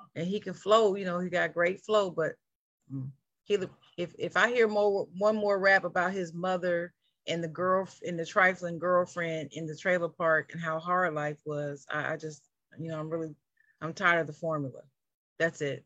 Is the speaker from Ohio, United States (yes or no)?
yes; Dayton, Ohio, United States; born or raised there